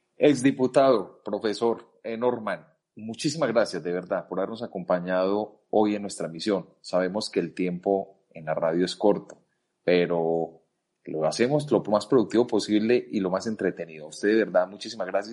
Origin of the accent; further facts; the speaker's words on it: Antioquia, Colombia; Nosotros, eh, como antioqueños